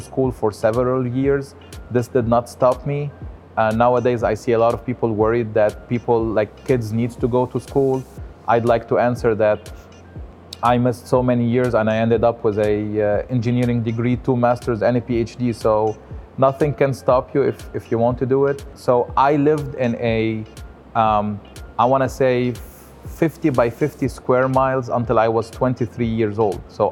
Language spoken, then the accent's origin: English; Lebanon; also born or lived in France; now in United States; I am born and raised in Lebanon, which is a country in the Middle East